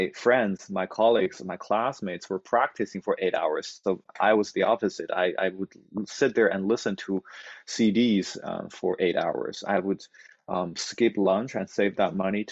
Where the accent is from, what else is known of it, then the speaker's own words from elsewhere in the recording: Inner Mongolia, China; moved away; also born or lived in Boston; Inner Mongolia, that was my hometown. It's in the northern part of China